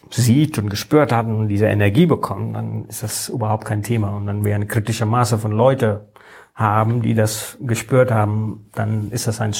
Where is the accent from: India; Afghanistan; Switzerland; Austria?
India; German is a second language; now in Germany; ich komme ursprünglich aus Indien, ich bin seit äh, 20 Jahren hier in Deutschland, aber ich bin in Indien groß geworden. Meine formative Years war in Indien